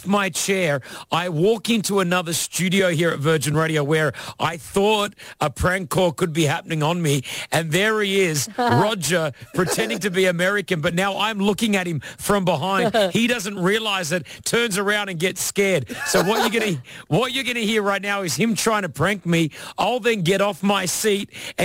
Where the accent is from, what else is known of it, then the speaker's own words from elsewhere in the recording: Australia; moved away; as an Australian, our passports are pretty good